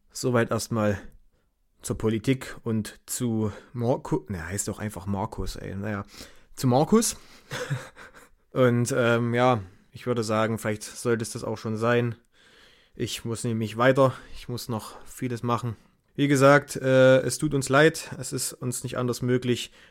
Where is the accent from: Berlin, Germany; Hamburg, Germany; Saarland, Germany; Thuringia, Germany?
Thuringia, Germany; Ja, also ich sag mal so, als Thüringer